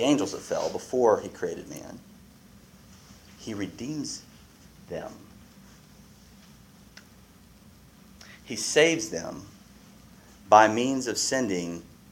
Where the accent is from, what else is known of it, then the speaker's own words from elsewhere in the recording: United States; I'm American